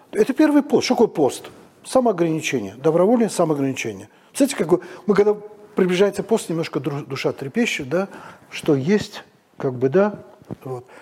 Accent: Baku, Azerbaijan; moved away as an adult; now in Moscow, Russia; Это у нас на даче, вот, в пригороде Бакута

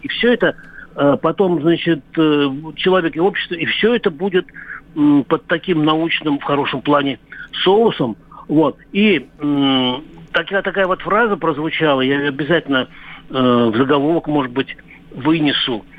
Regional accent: Orenburg, Orenburg Oblast, Russia; moved away; я, м, родился в Оренбургской области. И я жил в Оренбурге

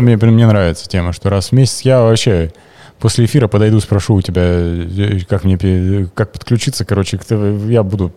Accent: Kemerovo, Kemerovo Oblast, Russia; я родился в Кемерово на 87-м

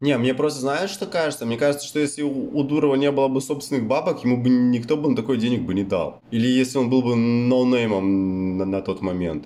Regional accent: White Sea coast, Russia; moved away; also born or lived in Black Sea; я же, ну, плюс-минус вырос на море

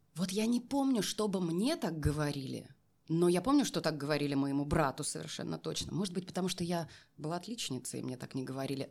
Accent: a small settlement near Novokuznetsk, Kemerovo Oblast, Russia; moved away as an adult; now in Moscow, Russia; Я переезжала из Новокузнецка, ну, э, э, поселок малюсенький, в котором mm-hmm. я родилась и выросла.

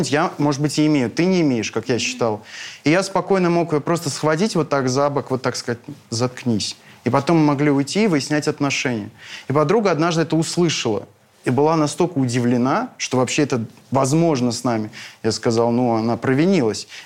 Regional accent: North Caucasus, Russia; я человек эмоциональный, я с Кавказа, и вот это все, это абсолютно естественно для меня.

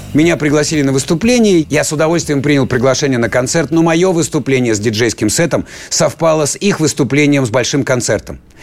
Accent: Siberia, Russia; я сибиряк

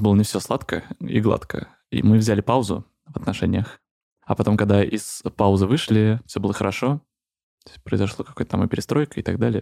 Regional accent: Moscow, Russia; Я из Москвы

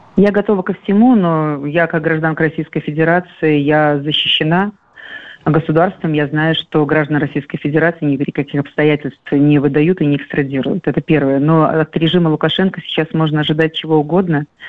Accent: Belarus; now in Russia; я, конечно, рожденная в Беларуси, я белоруска по рождению

